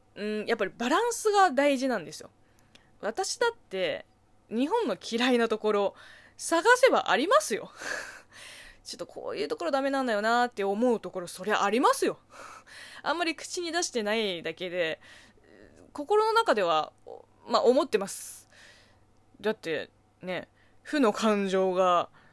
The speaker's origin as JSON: {"language": "Japanese", "country": "China", "tie": "born or raised there", "second_language": "Japanese", "moved": "yes", "lives_now": "Japan", "said": "中国生ま れ、中国育ちの私"}